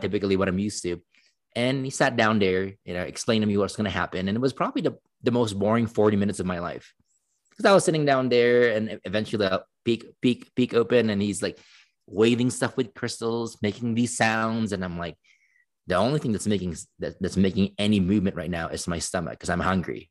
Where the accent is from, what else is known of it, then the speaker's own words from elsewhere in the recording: Philippines; moved away as an adult; now in United States; I grew up in the Philippines for eighteen years